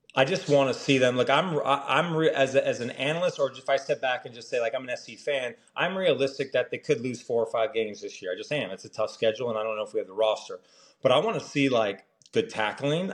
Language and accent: English; Orange County, California, United States; I'm from Orange County